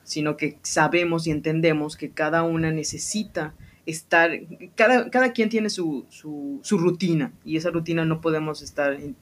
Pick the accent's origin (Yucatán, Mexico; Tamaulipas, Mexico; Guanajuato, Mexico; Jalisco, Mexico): Yucatán, Mexico; Mérida; yo nací aquí, yo soy de aquí de Mérida, de Yucatán